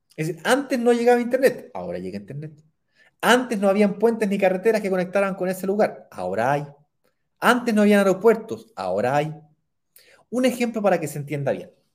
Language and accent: Spanish; Chile; accent: Chilean; Estoy aquí, en mi patria, en mi país. Como notarán por mi acento, yo soy chileno.